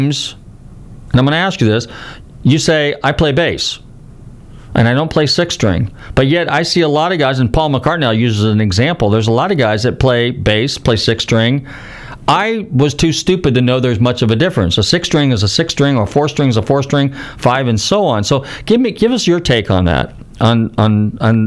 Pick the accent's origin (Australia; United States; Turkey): United States; Northern California; I grew up in Northern California